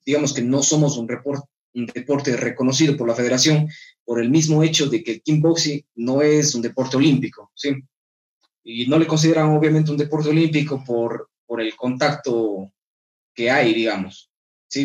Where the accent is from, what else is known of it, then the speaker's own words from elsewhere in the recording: Ecuador; como compatriota y como ecuatoriano